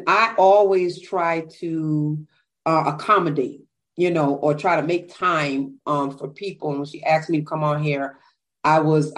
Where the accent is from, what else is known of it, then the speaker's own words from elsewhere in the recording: Bridgeport, Connecticut, United States; I'm from Bridgeport, Connecticut.